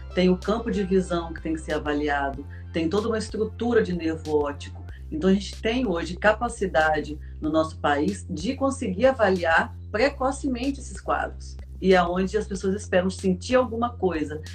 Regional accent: Volta Redonda, Rio de Janeiro, Brazil; eu sou de Volta Redonda, aqui no interior do estado do Rio

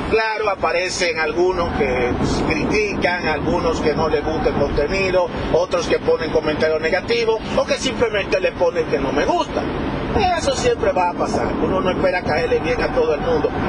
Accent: Dominican Republic; Yo soy dominicano, por si muchos no lo saben, hasta esta altura de juego.

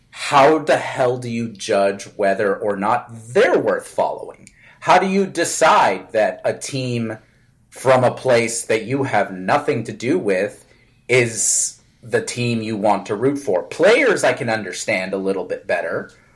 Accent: Northeast, United States; I was born in the Northeast

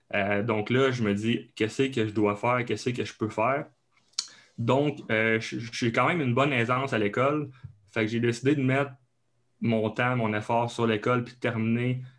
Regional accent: Abitibi, Quebec, Canada; accent: Québécois (Abitibi); moved away as an adult; now in Laval, Canada; je viens euh, du Canada, donc du Québec, euh, plus précisément en Abitibi. Donc, c'est un autre coche d'accent en plus. donc, je viens de là, j'ai grandi, j'ai grandi là.

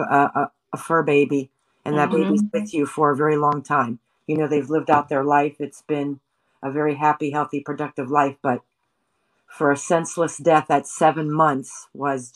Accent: Johnstown, Pennsylvania, United States; moved away; I'm originally from a city called Johnstown, which is Cambria County

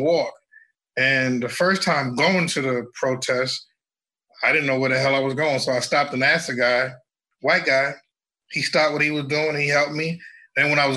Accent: New York City, New York, United States; I grew up in Brooklyn, New York, middle class family

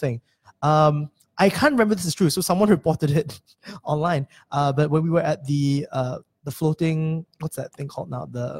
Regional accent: Singapore; I'm doing a podcast about being Singaporean.

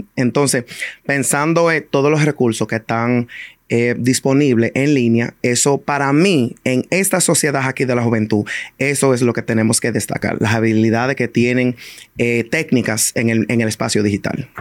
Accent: New York City, New York, United States; yo crecí, a mí me criaron en el Bronx

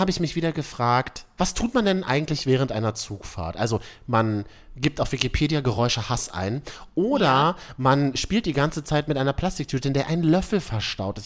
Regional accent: Berlin, Germany; born or raised there

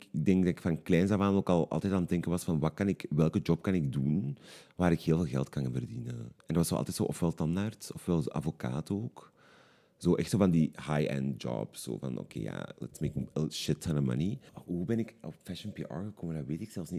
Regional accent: Limburg, Flanders, Belgium; moved away as an adult; now in Antwerp, Belgium; Ik ben oorspronkelijk afkomstig uit Limburg, maar ik woon nu al tien jaar in Antwerpen

